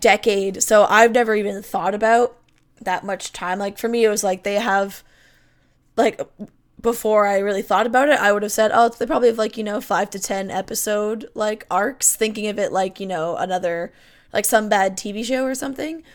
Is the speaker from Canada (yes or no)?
yes; Canada; I'm Canadian